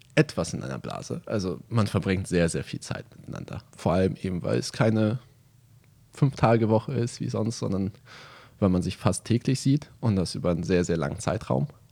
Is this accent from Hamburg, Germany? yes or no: yes; Hamburg, Germany; moved away as an adult; now in Bremerhaven, Germany; Hamburg, also meine Heimatstadt